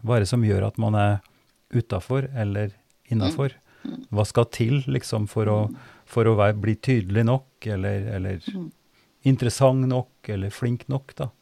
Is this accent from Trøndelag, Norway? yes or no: yes; Oppdal, Trøndelag, Norway; moved away as an adult; now in Drammen, Norway; Jeg for min del har jo oppveksten min og, og mange referanser i Oppdal. Der jeg vokste opp og, var barn